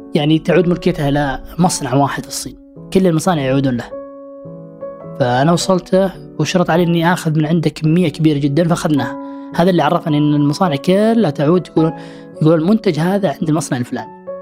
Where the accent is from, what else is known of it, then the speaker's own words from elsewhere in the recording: Saudi Arabia; احنا سعوديين